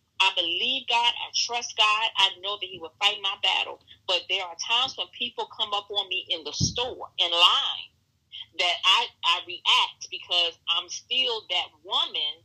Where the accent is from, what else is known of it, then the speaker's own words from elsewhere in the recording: Washington, District of Columbia, United States; I grew up in Northeast Washington with drug infested area.